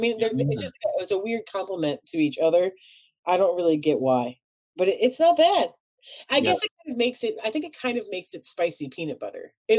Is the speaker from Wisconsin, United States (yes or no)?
no; Chicago, Illinois, United States; accent: Chicago